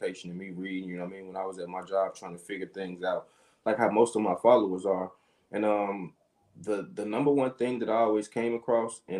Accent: Chicago, Illinois, United States; I'm from the south side of Chicago, the Ida B. Wells Project.

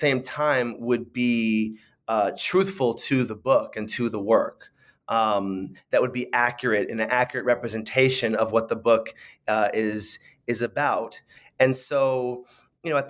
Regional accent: San Francisco, California, United States; I grew up in San Francisco

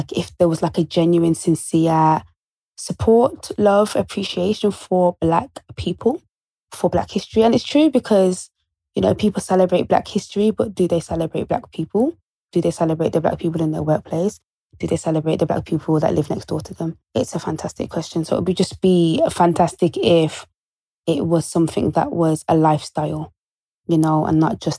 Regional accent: Birmingham, West Midlands, United Kingdom; I'm from Birmingham

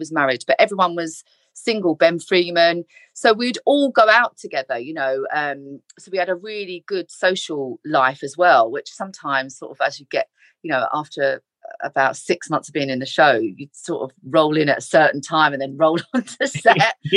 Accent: London, United Kingdom; born or raised there; moved away as an adult; also born or lived in Leeds

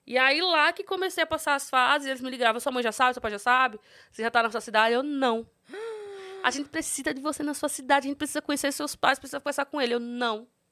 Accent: São Miguel dos Campos, Alagoas, Brazil; moved away; sou de São Miguel dos Campos, Alagoas, interiorzinho de Alagoas.

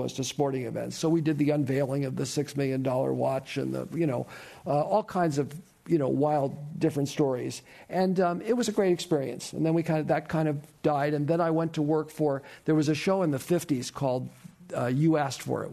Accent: Burlingame, California, United States; also born or lived in San Francisco; I grew up down the peninsula in Burlingame. I was born here in San Francisco. So a native.

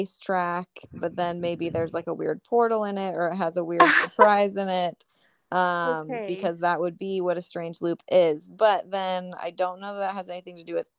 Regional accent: Sonoma County, California, United States; growing up in Sonoma County

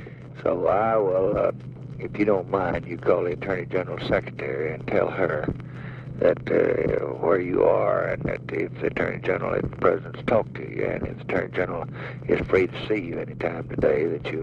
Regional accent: Tennessee, United States; I'm here because I come from Tennessee, and I know the situation.

